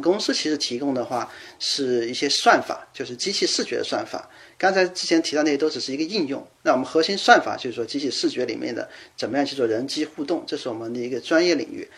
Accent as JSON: {"language": "Chinese", "country": "China", "also_born_or_lived": "Germany", "moved": "as an adult", "lives_now": "Seattle, United States", "said": "我作为一个中国人"}